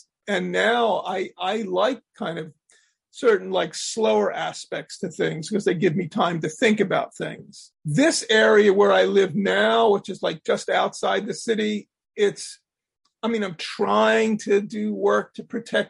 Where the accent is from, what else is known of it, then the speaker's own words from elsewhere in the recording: Abington, Pennsylvania, United States; I grew up in Abington.